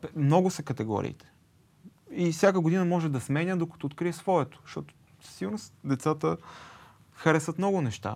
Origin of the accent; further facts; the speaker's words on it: Sofia, Sofia City, Bulgaria; Аз съм от София.